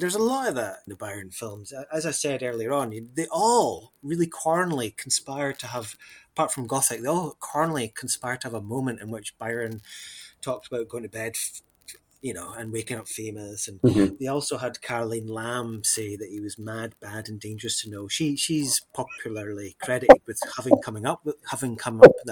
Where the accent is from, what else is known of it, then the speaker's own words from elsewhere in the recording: Scotland, United Kingdom; it flatters my sense of Scottishness